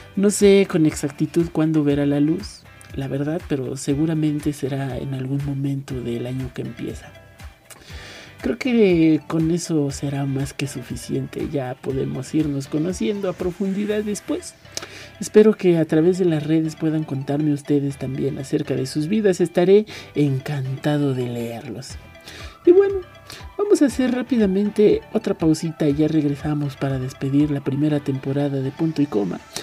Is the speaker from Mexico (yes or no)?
yes; Mexico; escritor y poeta nacido en México hace 26 años y poquito